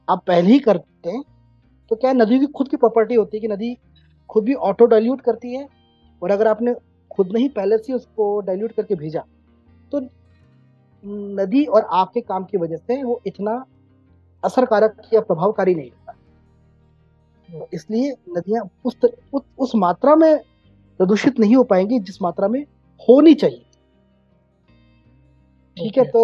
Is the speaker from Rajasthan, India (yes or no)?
yes; Jaipur, Rajasthan, India; also born or lived in Jamnagar; बाद से हम हमारे होम टाउन मेरे गृहनगर जयपुर में है तो उन्नीस से लेकर 2023